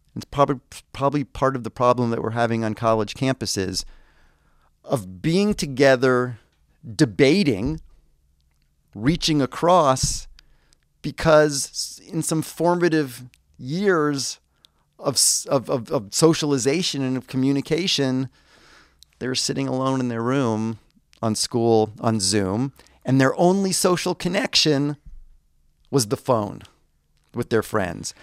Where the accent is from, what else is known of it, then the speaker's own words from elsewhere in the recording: United States; I, as the American visitor